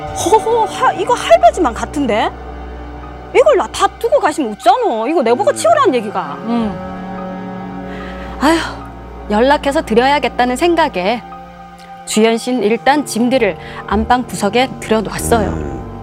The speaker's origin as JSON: {"language": "Korean", "region": "Busan", "country": "South Korea", "tie": "born or raised there", "said": "부산 네. 해운대구 출신이거든요"}